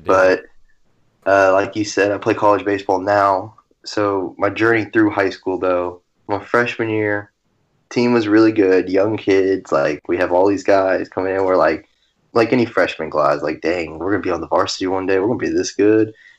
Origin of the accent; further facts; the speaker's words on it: Garland, Texas, United States; I'm from Garland, Texas.